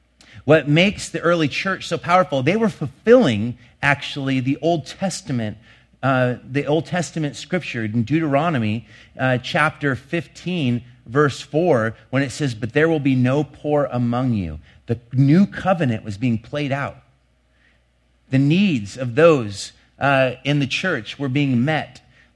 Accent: Longview, Washington, United States; Last year in the town I grew up in Longview, three people died from exposure to cold weather.

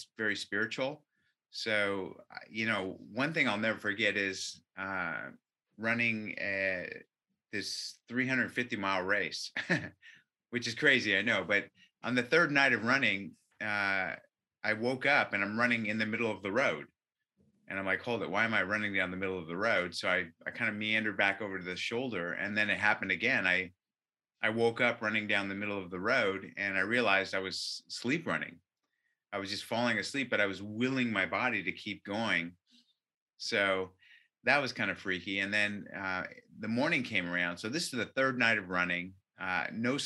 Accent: Orange County, California, United States; I was born in Orange County

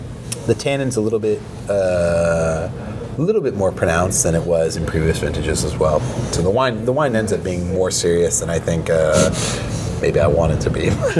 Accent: California, United States; For me, I think I'm not apologetic about being Californian, far from it.

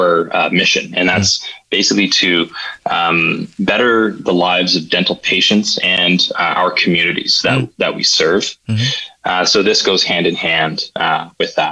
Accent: Ottawa, Ontario, Canada; also born or lived in Toronto; I'm born and raised in Ottawa

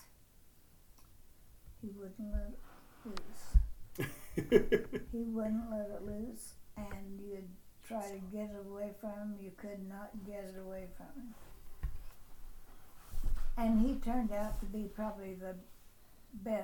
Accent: Green City, Missouri, United States; moved away as an adult; now in Montana, United States; Growing up in Missouri was a good place to grow

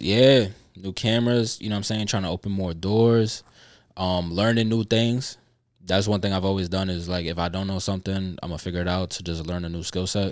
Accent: New York, United States; being a New Yorker

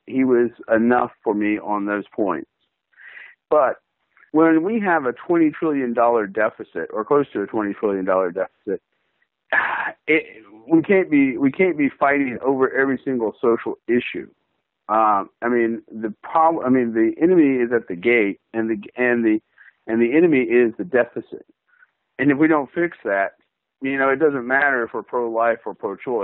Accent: West Virginia, United States; moved away as an adult; also born or lived in Greenville, South Carolina / Columbia, South Carolina; I grew up in West Virginia. I graduated from high school there.

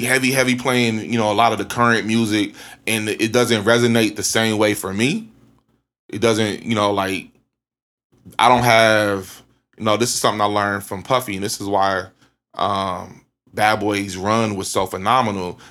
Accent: Columbus, Ohio, United States; I'm from, I'm from Ohio

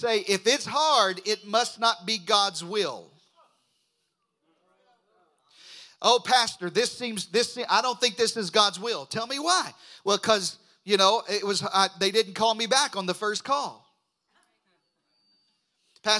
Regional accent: southeastern Arkansas, United States; moved away; I grew up in the Delta of Arkansas. I grew up in eastern Arkansas, southeastern Arkansas

